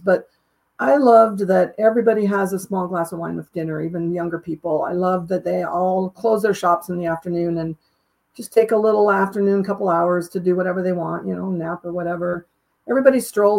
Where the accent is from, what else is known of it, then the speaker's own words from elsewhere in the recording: the West, United States; I come from the West, which is fairly new compared to even traveling to the East.